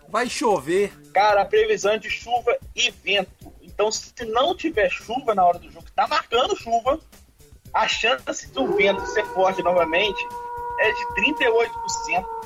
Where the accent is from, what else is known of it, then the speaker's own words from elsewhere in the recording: Brazil; eu vou falar portuguesado, porque eu sou, eu sou brasileiro